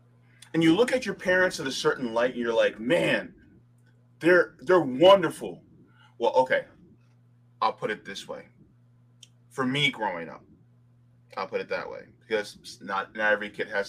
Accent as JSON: {"language": "English", "region": "Florida", "country": "United States", "tie": "born or raised there", "also_born_or_lived": "New Jersey", "said": "I'm actually originally from New Jersey, but I live most of my life here in Florida"}